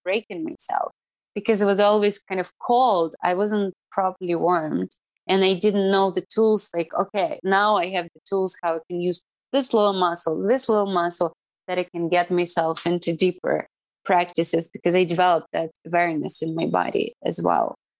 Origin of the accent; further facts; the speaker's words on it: Irkutsk, Irkutsk Oblast, Russia; English is a second language; moved away as an adult; also born or lived in New York, United States; now in Cayman Islands; my hometown in, in Irkutsk